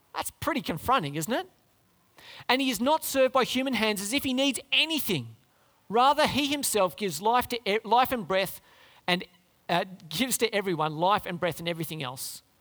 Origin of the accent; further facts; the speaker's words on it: Canberra, Australian Capital Territory, Australia; moved away; I grew up in Canberra